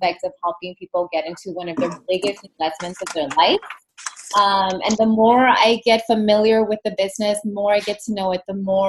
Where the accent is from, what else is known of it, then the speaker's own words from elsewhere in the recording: Los Angeles, California, United States; also born or lived in Germany / Italy; born and raised in East Los Angeles from immigrant parents